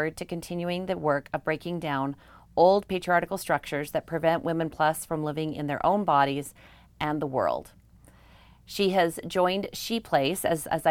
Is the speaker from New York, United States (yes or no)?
no; Bountiful, Utah, United States; I'm from Bountiful as well